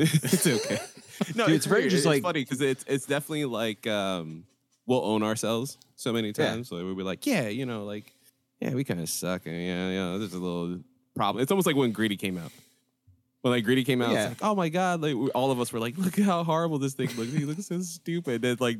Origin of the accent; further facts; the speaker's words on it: Philadelphia, Pennsylvania, United States; I'm from Philadelphia.